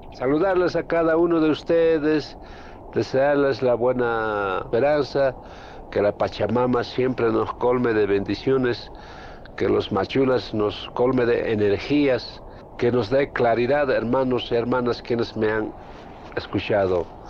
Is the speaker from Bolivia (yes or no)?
yes; Ayllu Lunglaya, Kallawaya region, La Paz, Bolivia; yo nací acá en Ayo Lunglaya